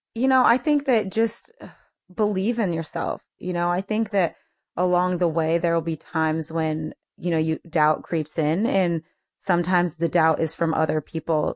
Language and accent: English; United States; I'm American